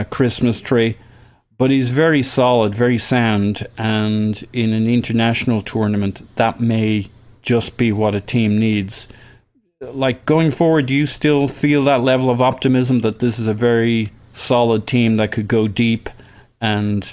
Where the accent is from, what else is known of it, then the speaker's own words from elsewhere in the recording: Ireland; I'm Irish